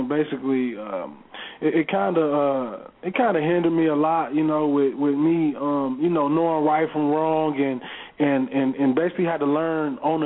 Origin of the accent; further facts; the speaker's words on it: Pontiac, Michigan, United States; doing all the things that I grew up seeing in Pontiac, Michigan.